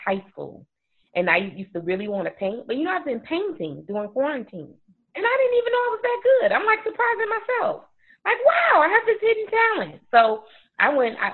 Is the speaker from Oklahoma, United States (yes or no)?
no; Chicago, Illinois, United States; moved away as an adult; now in DeKalb, United States; I actually grew up on the west side of Chicago